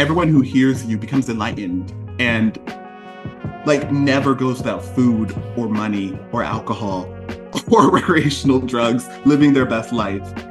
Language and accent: English; Connecticut, United States; I grew up here